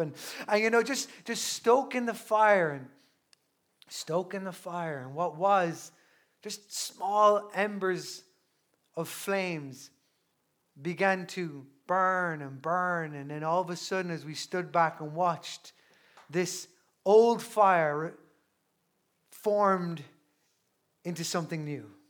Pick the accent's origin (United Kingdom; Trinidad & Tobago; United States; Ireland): Ireland; Newbridge, Leinster; I'm a culty from Newbridge in County Kildare, and, uh, I grew up in, in Newbridge